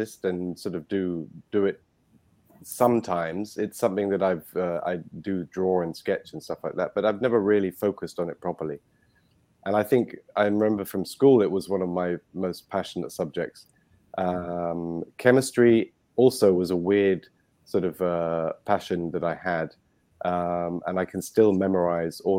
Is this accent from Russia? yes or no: no; London, United Kingdom; accent: British; moved away as an adult; now in Dominican Republic; My upbringing was in London. As you can probably hear, I am British